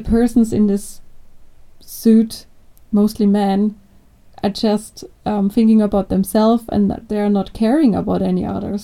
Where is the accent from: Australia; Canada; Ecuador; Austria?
Austria; English is a second language; I'm also from Austria.